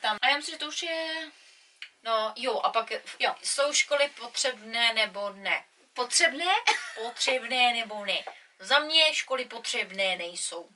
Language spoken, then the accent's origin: Czech; Czechia; now in England, United Kingdom; my Češi